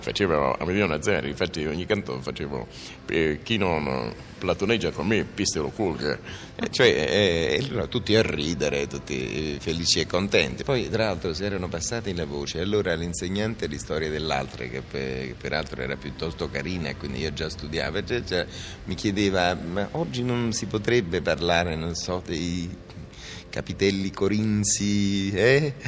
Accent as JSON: {"language": "Italian", "town": "Naples", "region": "Campania", "country": "Italy", "said": "in un liceo napoletano, io sono napoletano"}